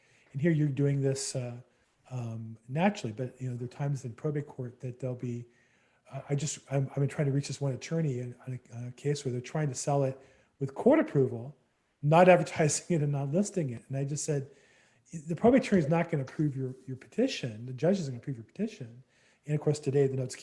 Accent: Orange County, California, United States; moved away; also born or lived in Inland Empire, California; I grew up in Orange County.

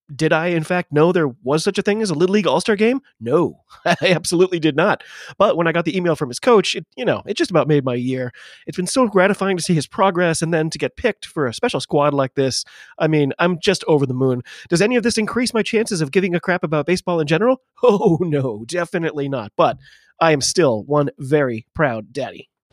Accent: United States; I'm an American rugby fan

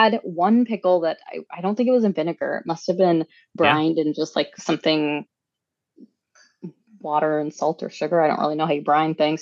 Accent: Minnesota, United States; as a child growing up in Minnesota

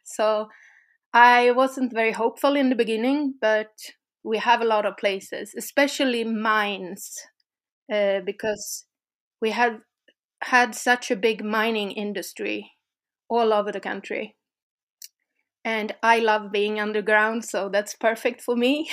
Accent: Sweden; from Sweden also.

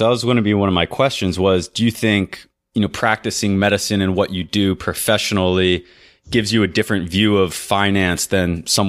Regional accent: Florida, United States; although it still gets pretty cold in Georgia for a Florida boy, for me anyways.

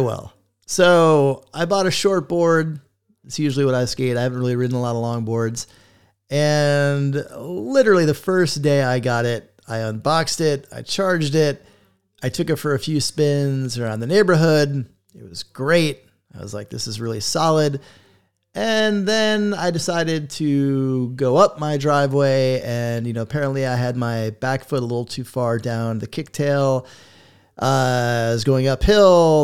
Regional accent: South Florida, United States; I grew up skating in South Florida

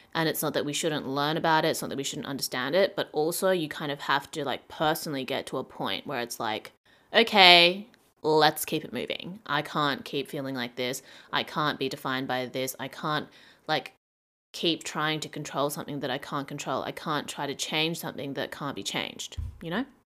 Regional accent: Australia; moved away; growing up in Australia

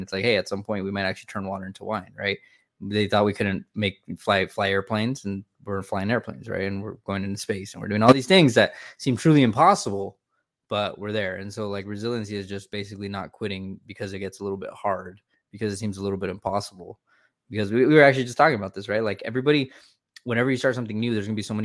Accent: California, United States; moved away as an adult; I grew up in California for 27 years

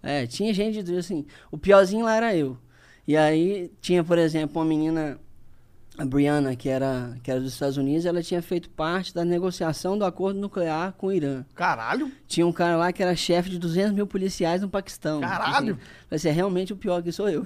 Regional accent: Linhares, Espírito Santo, Brazil; eu voltei para Linhares, que é a minha cidade natal

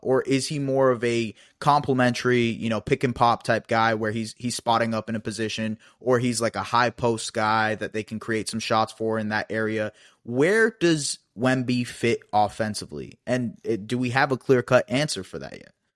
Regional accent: Canada; as a Canadian

